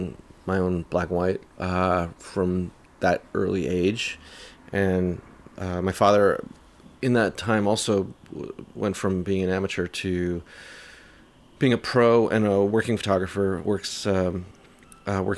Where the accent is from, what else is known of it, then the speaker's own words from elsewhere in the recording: New York City, New York, United States; also born or lived in London / Manhattan; raised in Queens, in Jackson Heights